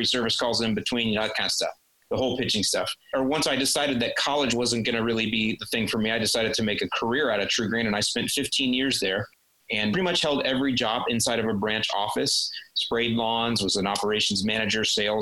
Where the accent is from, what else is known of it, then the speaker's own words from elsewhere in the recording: St. Petersburg, Florida, United States; I was born and raised in St. Petersburg, Florida